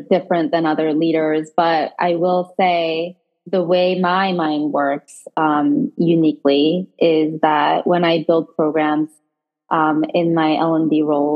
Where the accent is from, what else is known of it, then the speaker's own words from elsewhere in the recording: South Korea; moved away; I was born and raised in Korea